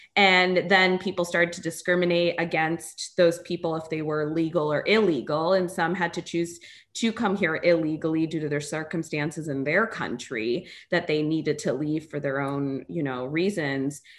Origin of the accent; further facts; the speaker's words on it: United States; technically, I'm from America, but my cultural background is Indian